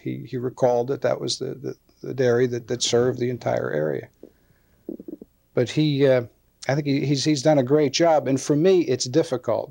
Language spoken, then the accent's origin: English; Gulf Mills, Pennsylvania, United States; also born or lived in King Manor; I was born in 1946 in Gulf Mills